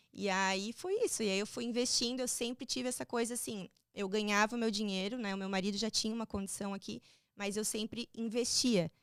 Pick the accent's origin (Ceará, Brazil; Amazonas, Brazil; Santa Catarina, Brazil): Santa Catarina, Brazil; Balneário Camboriú; moved away as an adult; now in Florida, United States; eu sou de Balneário Camboriú, Santa Catarina, e é uma terra tranquila para se morar